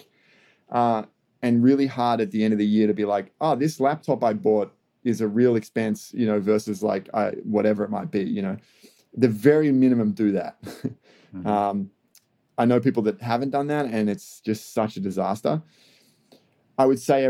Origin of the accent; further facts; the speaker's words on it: Australia; as an Australian